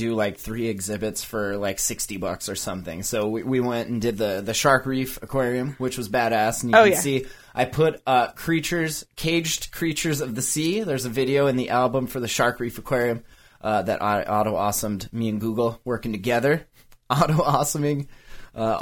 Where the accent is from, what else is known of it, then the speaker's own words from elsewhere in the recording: Montana, United States; we're from Montana